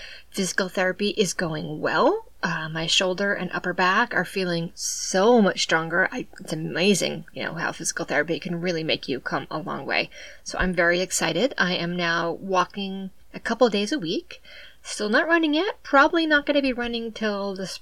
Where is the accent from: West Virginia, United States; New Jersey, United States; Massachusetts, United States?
Massachusetts, United States; southeastern; I'm from southeastern Massachusetts, and it's just the way everyone talks